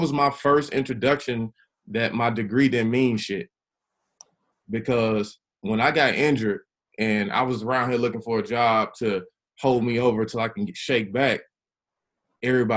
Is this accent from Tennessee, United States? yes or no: yes; Chattanooga, Tennessee, United States; I grew up in the West Side, Chattanooga